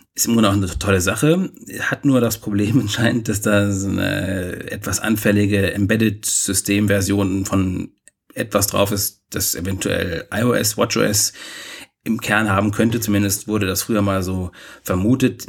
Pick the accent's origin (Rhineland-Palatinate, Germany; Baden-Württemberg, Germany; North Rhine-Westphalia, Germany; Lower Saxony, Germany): North Rhine-Westphalia, Germany; Bielefeld; moved away; aus meiner Heimat